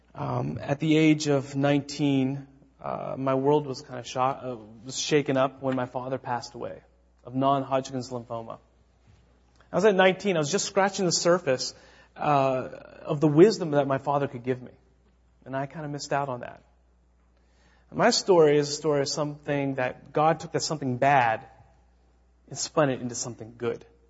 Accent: United States; moved away as an adult; now in Czech Republic; I was the first American to live in this town

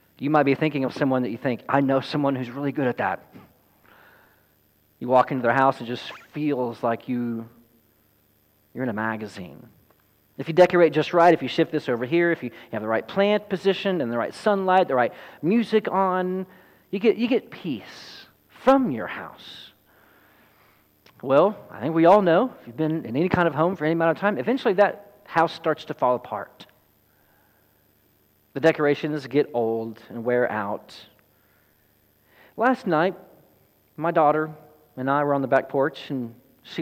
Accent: Sadler, Texas, United States; our home where I grew up in Sadler, Texas, as a young chap.

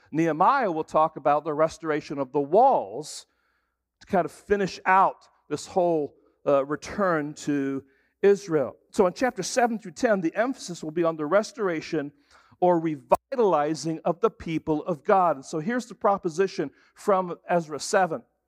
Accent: England, United Kingdom; moved away; I grew up in England, and so it was kinda like for me going home

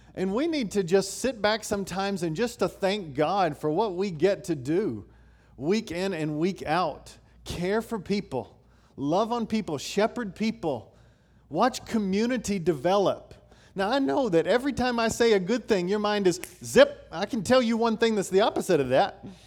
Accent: Knoxville, Tennessee, United States; I grew up in Knoxville, Tennessee.

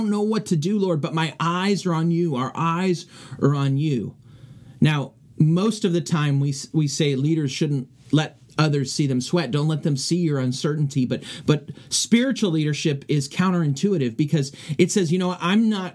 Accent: California, United States; moved away; back in my hometown of California

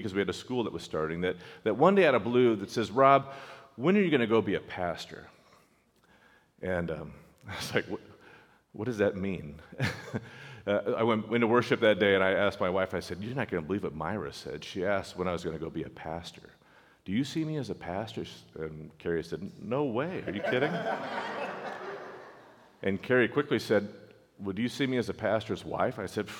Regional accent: California, United States; So we're West Coast kids. Some of you have heard us say that before. I grew up in California.

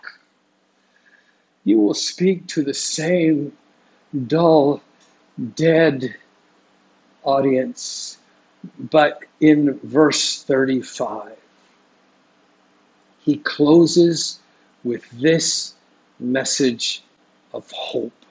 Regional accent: Vancouver, British Columbia, Canada; now in Singapore; every time I go back to Vancouver, it's hard not to judge just, you know, a little bit, because my hometown is just so dark.

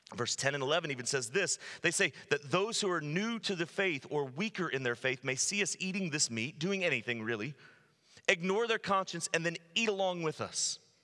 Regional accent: United States; I'm not speaking to you as an American, I'm speaking to you as a Christian

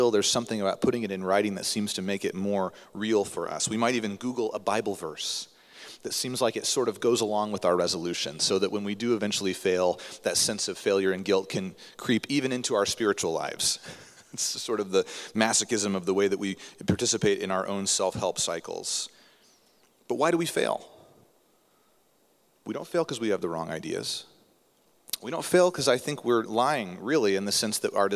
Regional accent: United States; being an American

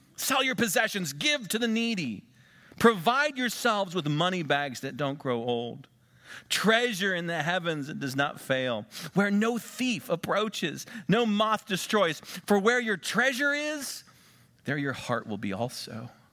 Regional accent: Western Pennsylvania, United States; moved away; also born or lived in Ohio; I'm from Western Pennsylvania

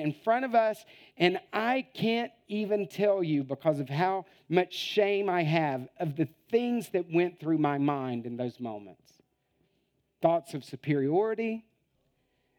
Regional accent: United States; moved away as an adult; now in Italy; I'm an American with two master's degrees.

